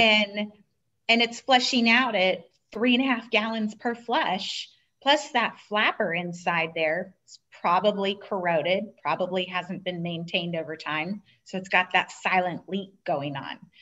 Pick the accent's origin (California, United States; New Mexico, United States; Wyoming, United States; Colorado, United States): California, United States; Southern; I grew up in Southern California